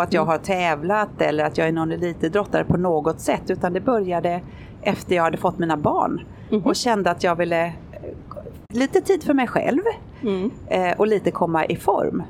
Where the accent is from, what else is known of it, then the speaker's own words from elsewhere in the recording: Sweden; moved away; hemma i Sverige